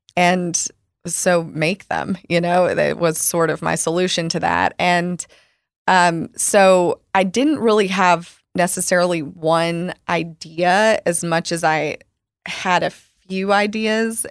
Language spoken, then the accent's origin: English; Arkansas, United States; moved away as an adult; also born or lived in Chicago; now in Dallas, United States; I grew up with in Arkansas